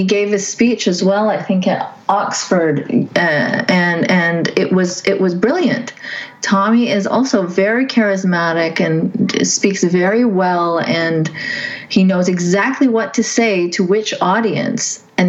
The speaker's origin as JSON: {"language": "English", "country": "Saudi Arabia", "tie": "born or raised there", "said": "And I grew up in Saudi Arabia. So my dad is like my secular role model. He always talked about how he disagreed with the Saudi. We're Pakistanis ethnically, so we didn't really get to mix with Saudis"}